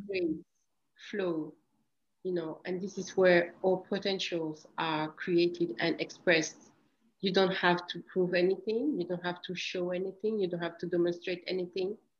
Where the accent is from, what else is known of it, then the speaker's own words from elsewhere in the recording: Grand Est, France; also born or lived in Equatorial Guinea; I come from a very beautiful country come, uh, in Africa, which is Equatorial Guinea. And when I was three years ago, I moved to France